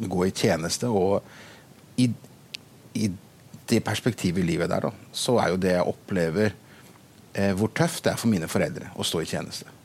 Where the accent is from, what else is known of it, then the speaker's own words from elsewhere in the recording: Brazil; now in Bømlo, Norway; født og oppvokst i Brasil som misjonærbarn og er nå pastor i, på Sion på Mosterhavn i Bømlo.